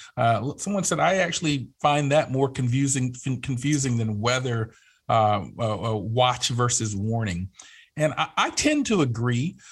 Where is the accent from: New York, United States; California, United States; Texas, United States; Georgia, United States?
Georgia, United States; Atlanta; I was born and raised in the Atlanta area